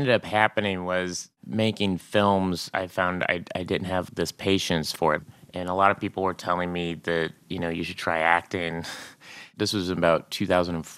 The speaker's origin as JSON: {"language": "English", "town": "Tulsa", "region": "Oklahoma", "country": "United States", "tie": "born or raised there", "said": "I grew up in Tulsa, Oklahoma"}